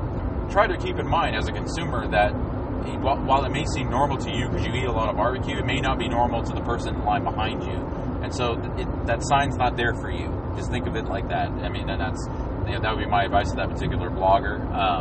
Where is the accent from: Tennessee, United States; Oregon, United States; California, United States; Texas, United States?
Texas, United States; Houston; growing up in Houston